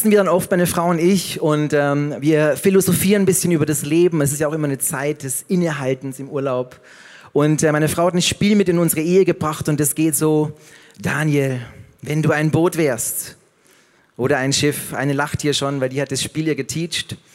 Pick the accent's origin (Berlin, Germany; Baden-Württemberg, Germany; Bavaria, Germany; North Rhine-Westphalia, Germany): Bavaria, Germany; Passau; wie in meiner Heimat Passau